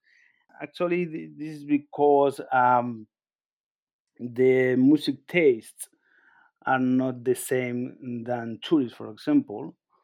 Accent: L'Hospitalet de Llobregat, Catalonia, Spain; my hometown, Hospitalet de Llobregat

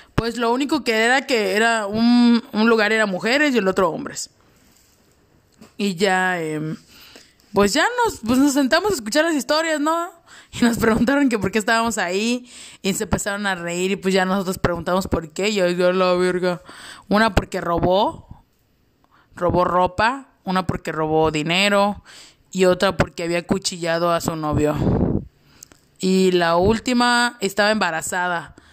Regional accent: Chetumal, Quintana Roo, Mexico; now in Cancún, Mexico; yo soy originaria de Chetumal, Quintana Roo. Obviamente, orgullosamente cancunense. Llevo mucho tiempo viviendo aquí.

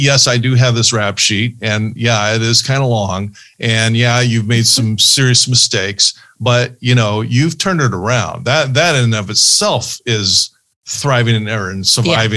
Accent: Fullerton, California, United States; also born or lived in Ohio; I grew up in Fullerton, so Cal State Fullerton is right across the street from my high school

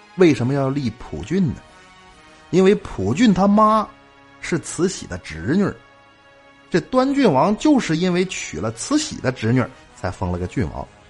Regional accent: Northeast China, China; also born or lived in Qihe County, Shandong (ancestral home); 我是东北人，但是原籍山东，老家是山东省齐河县，祖辈儿闯关东到的东北

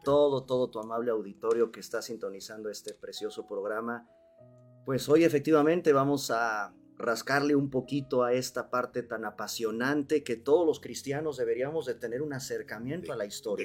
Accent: Mexico; los mexicanos no leemos

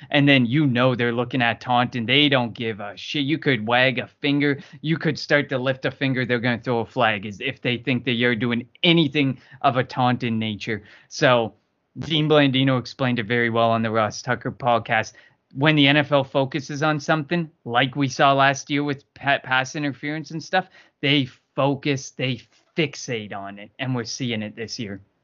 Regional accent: Canada; I'm from Canada

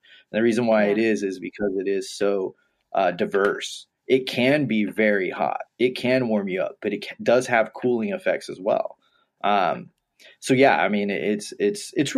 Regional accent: Texas, United States; I grew up in Texas

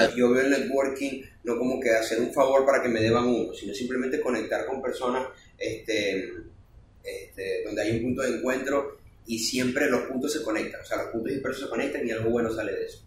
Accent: Venezuela; moved away; yo no conozco Maracay, y hablábamos el mismo idioma, claro, somos venezolanos

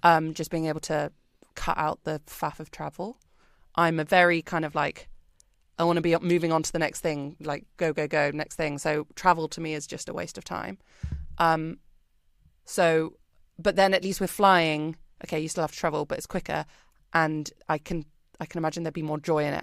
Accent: United Kingdom; moved away as an adult; now in Singapore; I'm British, if you can't tell from my accent

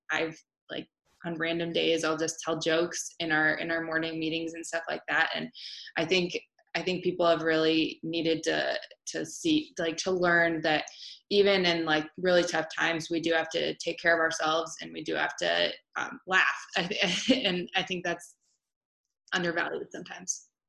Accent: Marshalltown, Iowa, United States; it was my hometown

